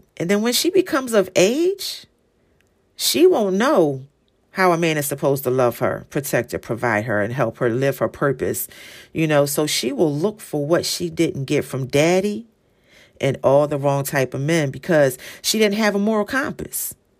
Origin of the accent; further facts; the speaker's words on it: Philadelphia, Pennsylvania, United States; I'm from Philly, so the city of brotherly love